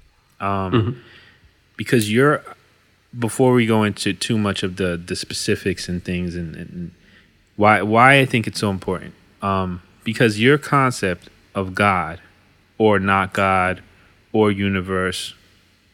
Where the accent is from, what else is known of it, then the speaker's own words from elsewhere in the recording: United States; I'm an American, been here my whole life. Don't know what it's like to live anywhere else